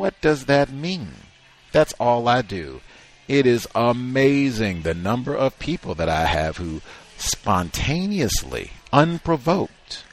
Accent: Virginia, United States; I was born in Virginia.

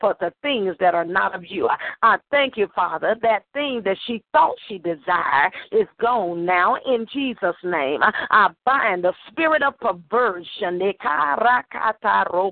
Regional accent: Arkansas, United States; born or raised there

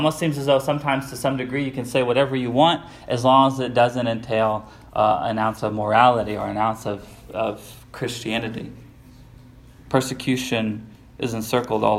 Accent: United States; we, as Americans

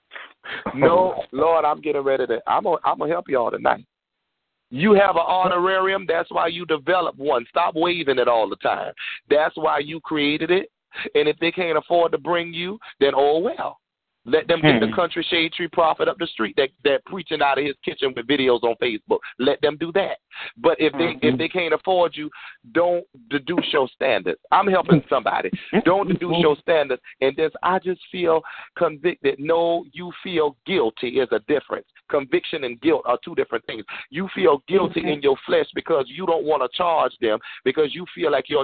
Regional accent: United States; accent: country; my country accent

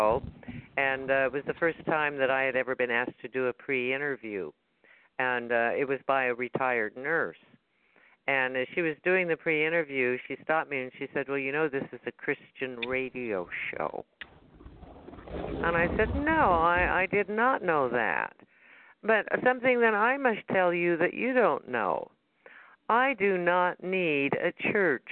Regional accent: Salt Lake City, Utah, United States; in that church that I grew up in Salt Lake City, when I was in the primary

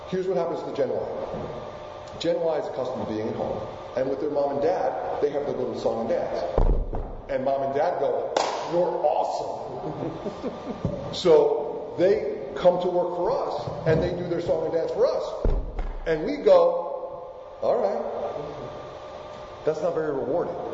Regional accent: Argentina; first language Spanish; English is a second language; moved away; I was born in Argentina. My first language is indeed Spanish.

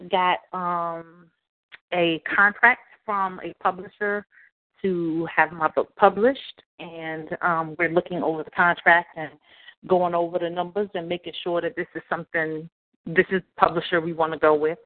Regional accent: the South, United States; Growing up in the South

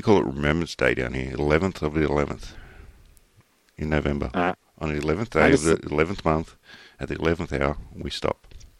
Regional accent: Australia

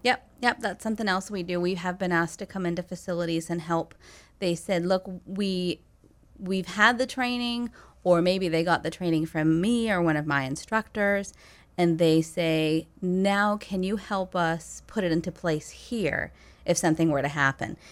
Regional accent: Belgrade, Maine, United States; moved away as an adult; I grew up on Belgrade Stream, which connects over to Lower Long Pond.

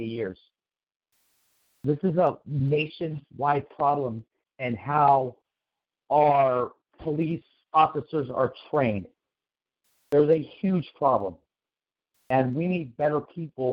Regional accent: Sacramento, California, United States; I don't live in Oak Park currently, but I used to live in Oak Park, which is a major part of Sacramento in the city

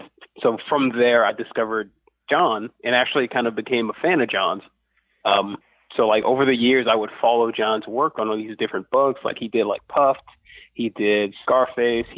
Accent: Lafayette, Louisiana, United States; I'm from Lafayette, Louisiana

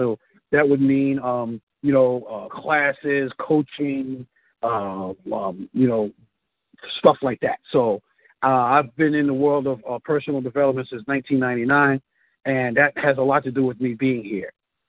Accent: Bronx, New York, United States; I am a native New Yorker, born and raised in the South Bronx.

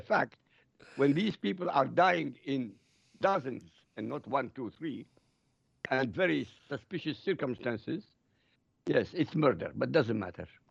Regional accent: Iraq; now in Europe; I live in Europe. I come from Iraq.

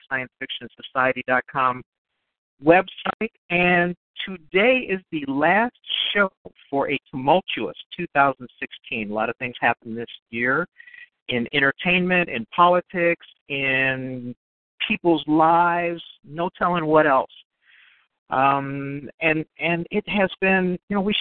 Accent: Chicago, Illinois, United States; also born or lived in Houghton, Michigan; I grew up here in Chicago

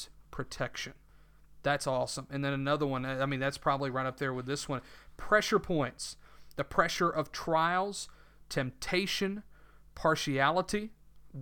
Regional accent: the South, United States; accent: southern; my southern accent that I am not I'm not one who hides his accent

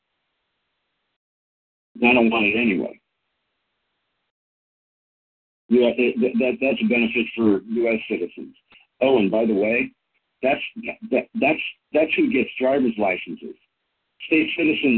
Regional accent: California, United States; I popped out in California, so I'm Californian

